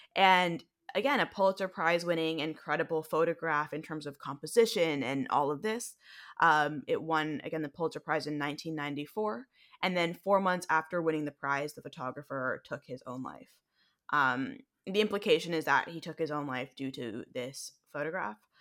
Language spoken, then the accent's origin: English; United States; accent: American; my American accent